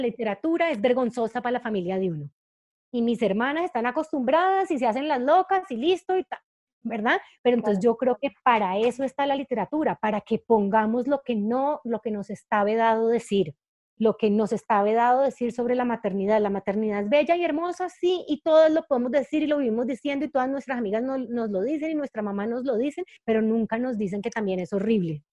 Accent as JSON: {"language": "Spanish", "town": "Cali", "region": "Valle del Cauca", "country": "Colombia", "also_born_or_lived": "Bogotá, Colombia", "moved": "as an adult", "said": "yo soy caleña y Cali es una ciudad que es superimportante para mí"}